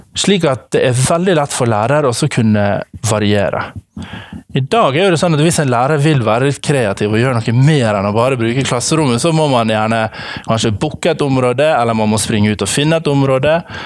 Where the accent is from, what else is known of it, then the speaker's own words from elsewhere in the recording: Ålesund, Møre og Romsdal, Norway; jeg kommer fra Ålesund